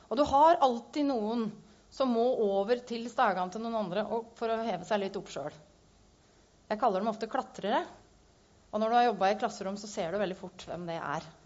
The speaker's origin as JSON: {"language": "Norwegian", "town": "Gjøvik", "region": "Innlandet", "country": "Norway", "said": "Eh, og jeg kom fra Gjøvik, så det syns jeg passer godt."}